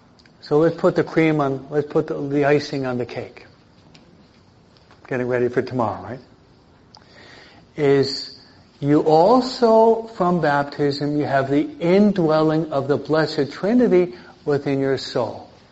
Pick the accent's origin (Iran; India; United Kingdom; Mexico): Mexico; No, I'm from Mexico.